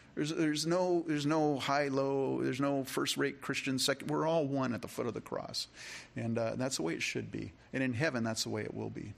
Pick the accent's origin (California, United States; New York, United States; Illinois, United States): California, United States; now in Rochester, United States; I grew up in California